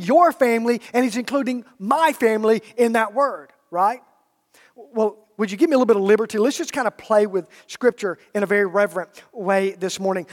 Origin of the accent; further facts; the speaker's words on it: Alabama, United States; I'm from Alabama